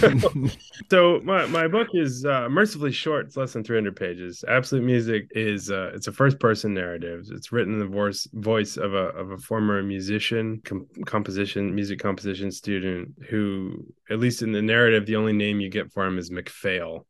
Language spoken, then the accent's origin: English; Cincinnati, Ohio, United States; moved away as an adult; also born or lived in Boston / Chicago; I grew up in Cincinnati. I went to college there